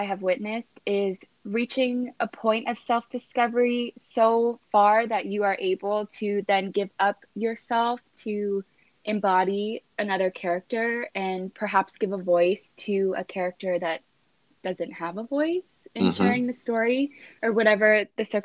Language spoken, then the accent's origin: English; East Coast, United States; moved away as an adult; now in Los Angeles, United States; I'm originally from the East Coast and I've been in LA for 5 years.